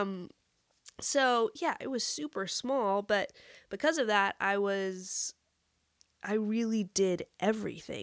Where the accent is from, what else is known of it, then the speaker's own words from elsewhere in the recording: Amarillo, Texas, United States; moved away; also born or lived in New York; I grew up in West Texas